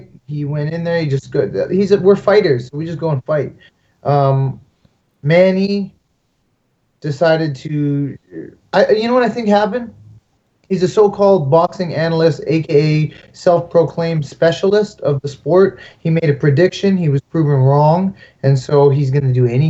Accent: Canada; I'm very Canadian

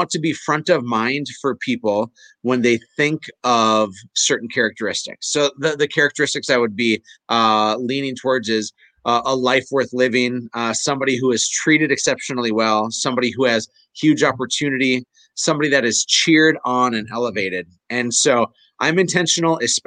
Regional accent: Fargo, North Dakota, United States; I'm from Fargo

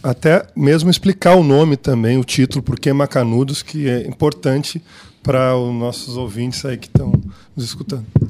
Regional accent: Brazil; do nosso pensamento enquanto brasileiros

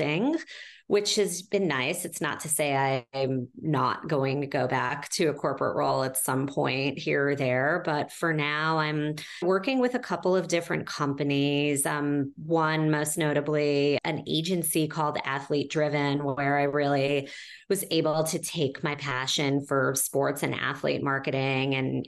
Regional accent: New York City, New York, United States; I'm a New Yorker through and through

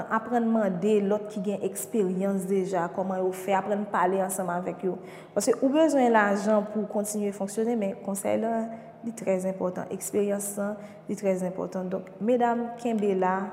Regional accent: Cité Soleil, Ouest, Haiti; Donk, tout priorite an se site solei. Se la ki, ki, ki, ke m fet, se la m grandi

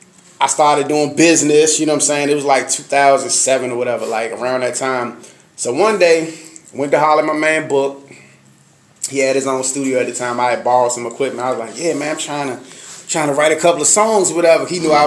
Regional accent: Washington, District of Columbia, United States; I'm from Uptown, D.C., represent on two streets, Uptown, Southeast, Baby Moms on 3rd Street, or something like that.

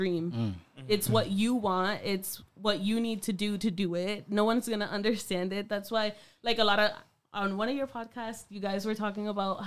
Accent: Worcester, Massachusetts, United States; I'm from Burncoat, so we had a fellow classmate

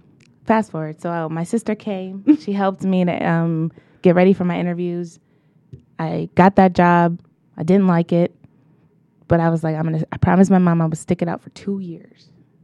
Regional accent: Detroit, Michigan, United States; growing up in Detroit, I did go to the best elementary and middle school, Bates Academy.

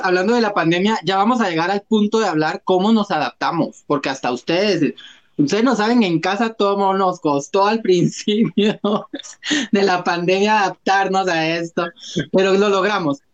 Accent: Guatemala; como ciudadanos guatemaltecos y guatemaltecas y guatemalteques

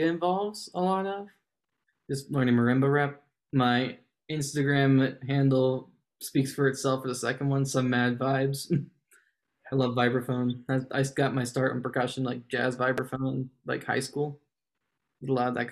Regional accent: Winchester, Virginia, United States; moved away; I'm originally from Winchester, Virginia

